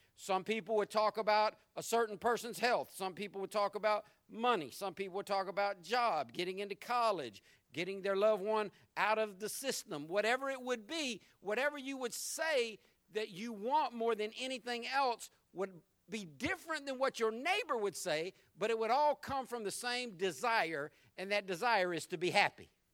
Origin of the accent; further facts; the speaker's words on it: Jacksonville, Florida, United States; when I was growing up in Jacksonville